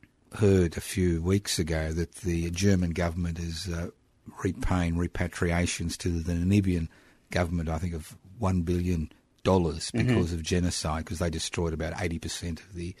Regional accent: Brisbane, Queensland, Australia; first language Italian; English is a second language; moved away as an adult; now in Melbourne, Australia; I was born in Brisbane.

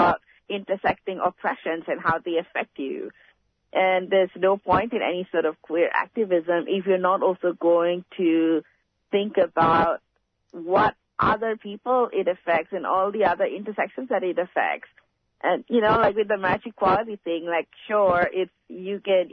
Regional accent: Malaysia; now in Australia; I come from Malaysia, where it's still very precarious to be queer or trans.

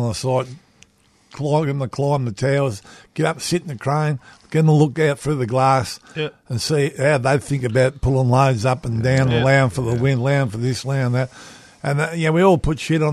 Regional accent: Australia; we're half Irish anyway in Australia

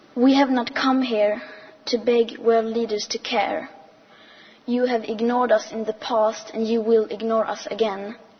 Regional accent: Sweden; I am 15 years old and I'm from Sweden.

